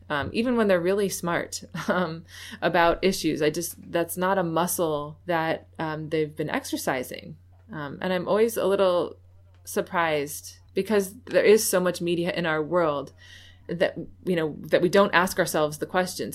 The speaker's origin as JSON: {"language": "English", "town": "New York City", "region": "New York", "country": "United States", "moved": "yes", "lives_now": "Baltimore, United States", "said": "lived in a very white area in upstate New York, though I was from Manhattan"}